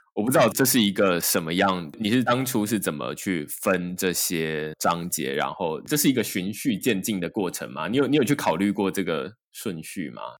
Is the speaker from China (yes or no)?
no; Taiwan; 我出生在台湾